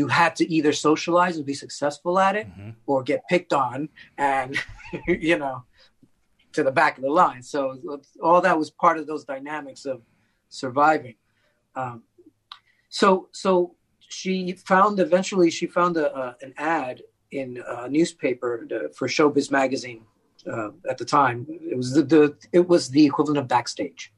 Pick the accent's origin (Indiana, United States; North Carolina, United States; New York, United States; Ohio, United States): New York, United States; New York City; I grew up in the Bronx in New York City